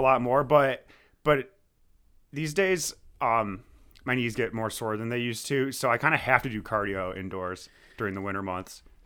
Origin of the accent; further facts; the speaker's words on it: Amherst, New York, United States; also born or lived in Buffalo, New York; I was born in Amherst, New York. I've been living and working in the Buffalo area for, for quite a while now